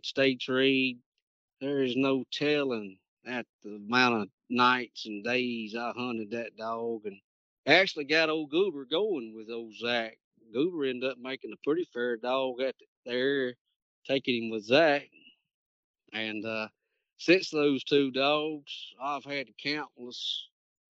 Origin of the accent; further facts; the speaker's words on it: Shongaloo, Louisiana, United States; I'm originally from Shongaloo, Louisiana